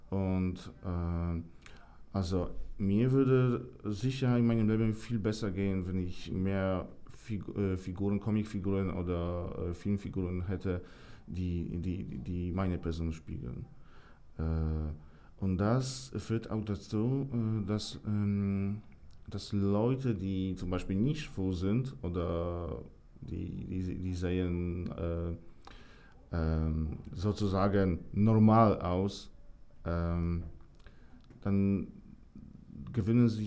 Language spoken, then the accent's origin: German; Poland; German is a second language; Und da gab es wirklich viele schlechte Informationen ähm, aus meiner Heimat.